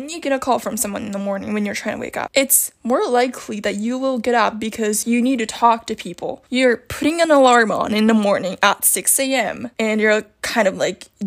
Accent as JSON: {"language": "English", "country": "Japan", "second_language": "English", "said": "I'm from Japan"}